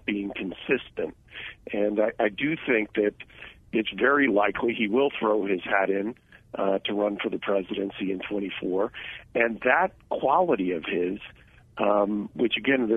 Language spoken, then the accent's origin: English; California, United States; as a Californian